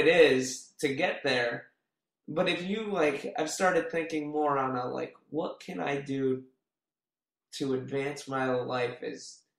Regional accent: California, United States; also born or lived in Phoenix; I was born in Phoenix, moved to California, bounced around or whatever.

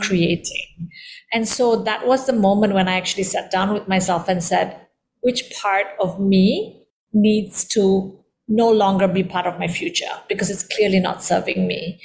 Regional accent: Indonesia; also born or lived in London; I am of Indian descent, born and raised in Indonesia

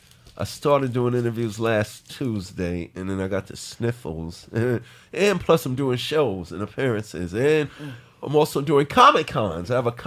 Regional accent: New York City, New York, United States; also born or lived in Harlem, New York; Oh, shoot, I'm from Queens.

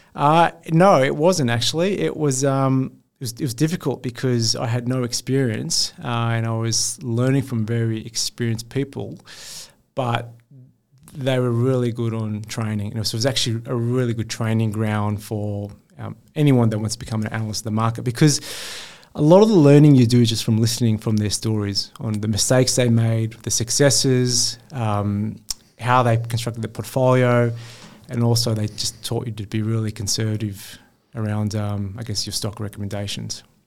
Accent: Sydney, New South Wales, Australia; I grew up in Western Sydney in a postcode that most fund managers wouldn't step foot in with a public school education

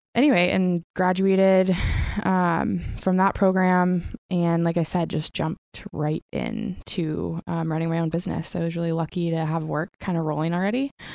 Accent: Coeur d'Alene, Idaho, United States; I was born and raised in Coeur d'Alene, Idaho.

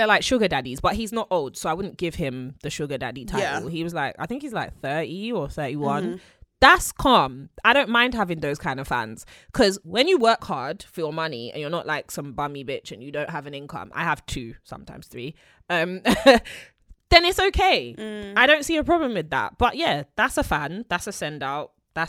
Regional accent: London, United Kingdom; born there; London is a city, right? So I'm a city girl.

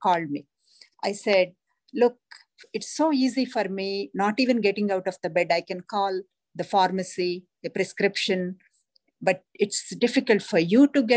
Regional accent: India; moved away; Growing up in India, in a large family

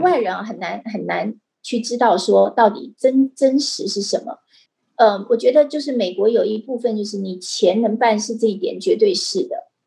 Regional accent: Taiwan; 我们台湾人

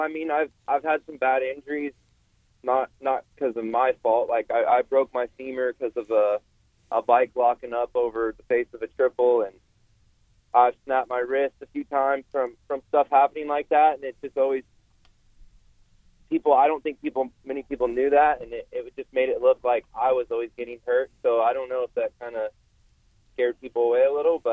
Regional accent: West Coast, United States; I'm from the West Coast

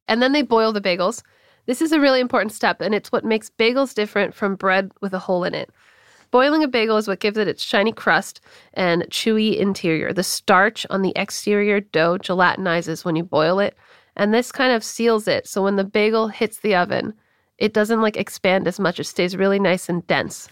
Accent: Los Angeles, California, United States; moved away; Born and raised in L

